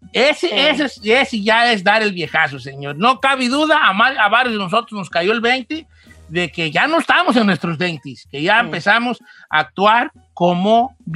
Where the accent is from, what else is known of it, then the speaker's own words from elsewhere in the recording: Mexico; yo soy mexicano